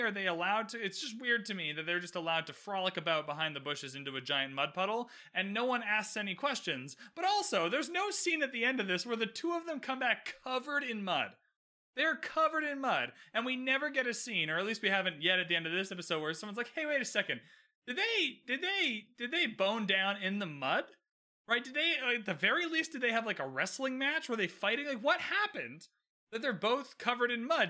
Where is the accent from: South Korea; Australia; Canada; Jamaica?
Canada; I'm Canadian, by the way, so we play a lot of ice hockey